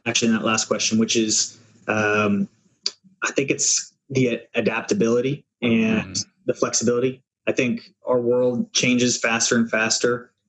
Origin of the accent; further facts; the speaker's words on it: Los Angeles, California, United States; And I'm from Los Angeles.